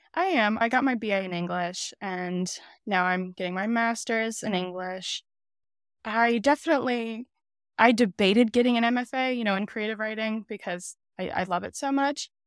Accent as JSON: {"language": "English", "town": "Wolcott", "region": "Connecticut", "country": "United States", "tie": "born or raised there", "said": "I am from Connecticut. I was born in Connecticut. grew up in Connecticut"}